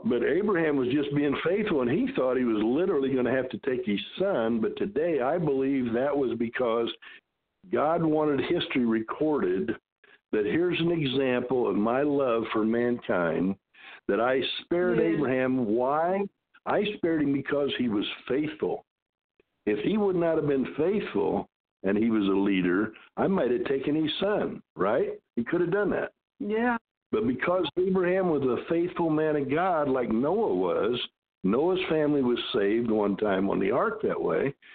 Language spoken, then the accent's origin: English; Decatur, Illinois, United States; I was born and raised in Decatur, Illinois.